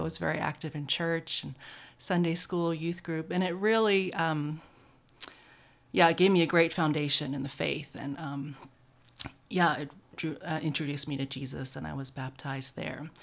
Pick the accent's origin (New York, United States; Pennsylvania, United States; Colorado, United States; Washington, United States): New York, United States; New York City; now in Atlanta, United States; I grew up in New York City